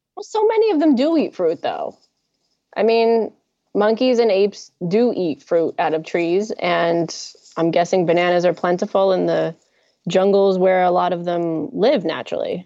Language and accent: English; New Jersey, United States; accent: New Jersey; now in Los Angeles, United States; That's New Jersey talking